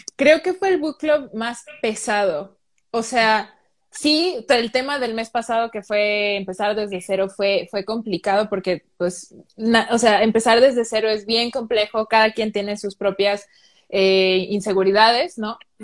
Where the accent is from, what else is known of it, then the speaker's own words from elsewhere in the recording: Mexico; nosotros los mexicanos